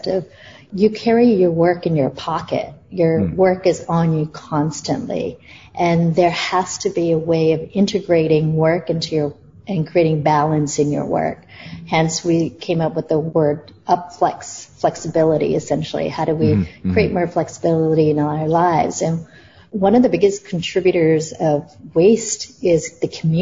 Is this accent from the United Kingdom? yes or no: no; Toronto, Ontario, Canada; moved away as an adult; also born or lived in New York / India / Singapore / Malaysia; I grew up in Toronto, but left 20 years ago to go travel the world and work in different parts of the world